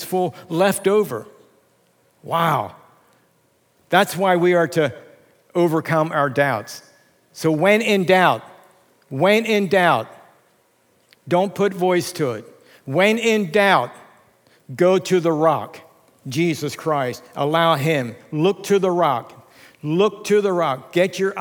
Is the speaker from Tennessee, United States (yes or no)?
no; Lancaster County, Pennsylvania, United States; moved away as an adult; now in Reading, United States; growing up in Lancaster County